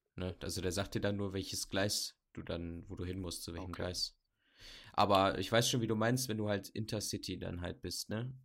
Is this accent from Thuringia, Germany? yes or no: no; Bamberg, Bavaria, Germany; ich komme jetzt nicht aus Berlin, ich komme aus Bamberg, aus dem Süden